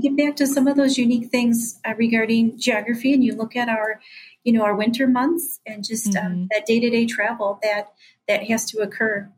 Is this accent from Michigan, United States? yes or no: yes; Mackinac Straits area, Michigan, United States; return to my hometown and um, give back in a meaningful way to my community